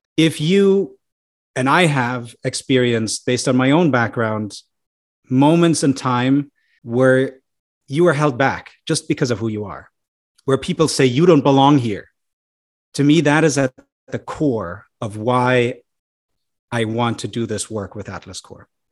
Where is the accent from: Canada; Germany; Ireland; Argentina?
Germany; moved away as an adult; now in United States; I'm an immigrant myself to the U S, right? At some point, I might go back to my home country. And in any event, I'm always connected back to Germany